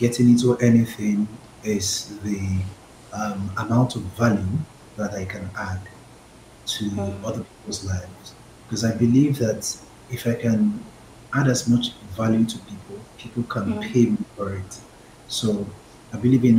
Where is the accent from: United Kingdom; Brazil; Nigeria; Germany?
Nigeria; Lagos; I'm from Lagos